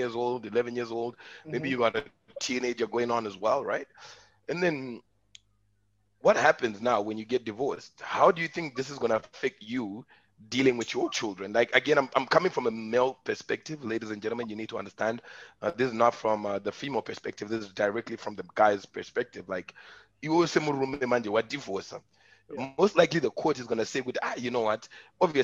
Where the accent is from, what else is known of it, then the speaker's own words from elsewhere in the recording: Zimbabwe; we're all from Zimbabwe.